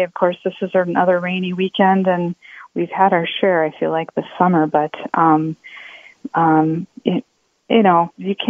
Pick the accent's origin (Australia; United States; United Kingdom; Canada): United States; Iowa; now in Minnesota, United States; I'm not a native, so I could be saying it wrong. I grew up in Iowa.